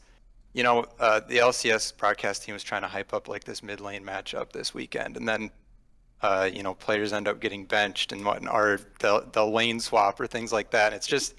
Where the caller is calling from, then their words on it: St. Cloud, Minnesota, United States; I am calling from St. Cloud, Minnesota.